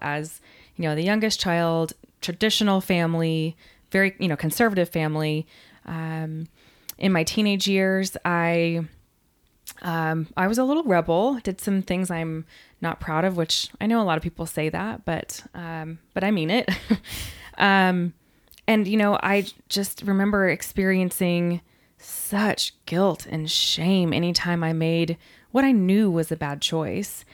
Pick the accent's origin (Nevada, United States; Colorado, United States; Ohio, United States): Colorado, United States; Denver; now in Texas, United States; My family is all from New York, but I grew up in Denver because my dad was transferred.